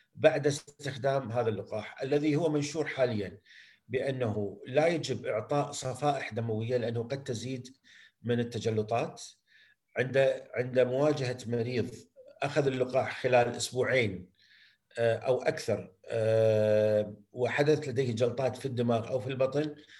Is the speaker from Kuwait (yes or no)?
yes; Kuwait; عندنا بالكويت